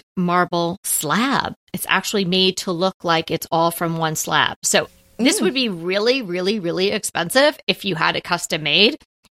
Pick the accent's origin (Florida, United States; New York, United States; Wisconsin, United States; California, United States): New York, United States; Long Island; I'm from Long Island, I am not an island girl